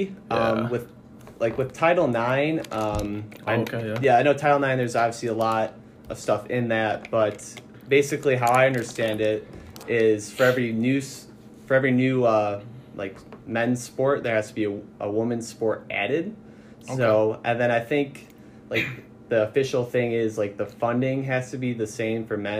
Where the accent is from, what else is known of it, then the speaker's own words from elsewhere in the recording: Naperville, Illinois, United States; Yeah, so I'm from a pretty far away place. I'm from Naperville.